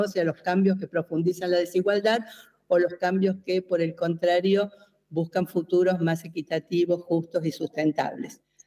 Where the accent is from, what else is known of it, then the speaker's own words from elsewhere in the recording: Argentina; soy argentina